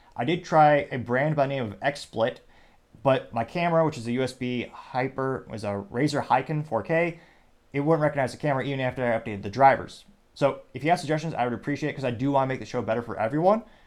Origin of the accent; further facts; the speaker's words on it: United States; I'm an American